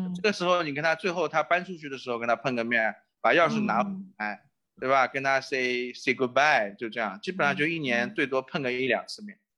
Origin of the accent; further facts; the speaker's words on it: China; now in Chicago, United States; 我们中国人